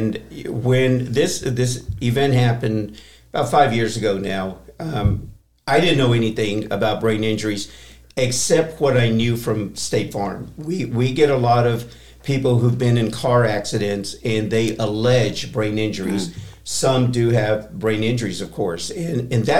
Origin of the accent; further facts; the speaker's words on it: Texas, United States; moved away as an adult; also born or lived in San Diego, California / Houston, Texas / Corpus Christi, Texas / Austin, Texas; I'm born and raised in Texas